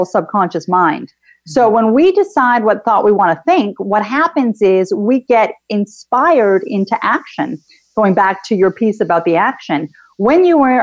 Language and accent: English; Canada; I'm actually Canadian, and I too have traveled outside of Canada to many places. My family is originally Greek